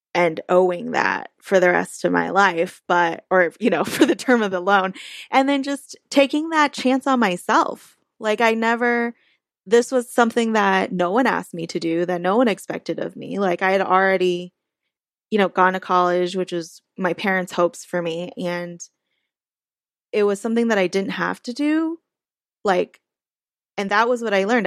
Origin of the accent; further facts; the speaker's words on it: Orange County, California, United States; I grew up in Orange County, which is a pretty conservative place